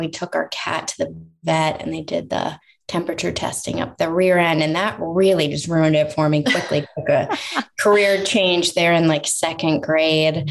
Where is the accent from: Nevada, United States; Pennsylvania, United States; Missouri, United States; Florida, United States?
Florida, United States; Sanibel; now in Redondo Beach, United States; I grew up on the Southwest coast, so on the Gulf side, an area called Sanibel. It's by Fort Myers, Naples.